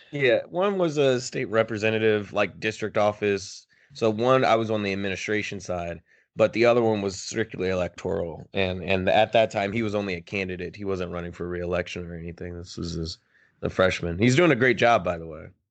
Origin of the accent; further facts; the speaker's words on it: Philadelphia, Pennsylvania, United States; I'm from Philly as well